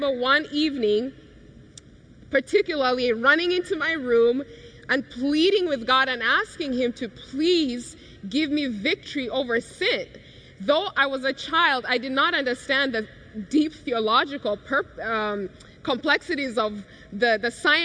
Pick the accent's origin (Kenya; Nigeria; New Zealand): Kenya; growing up in Kenya, such a carefree life, happy